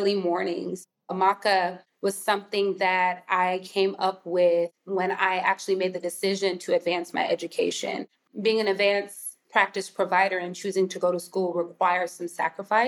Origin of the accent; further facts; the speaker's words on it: Houston, Texas, United States; also born or lived in San Antonio, Texas; I'm first gen Nigerian American, born and raised in Houston, Texas